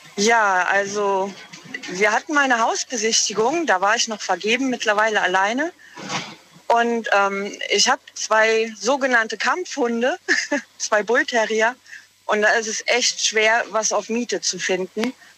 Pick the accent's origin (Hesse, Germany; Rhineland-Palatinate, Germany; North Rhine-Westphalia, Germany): Rhineland-Palatinate, Germany; Walmrod; Ich komme aus Walmroth im Westerwald